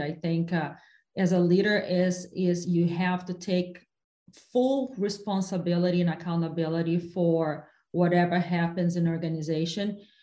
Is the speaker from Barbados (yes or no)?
no; Brazil; now in United States; my hometown in brazil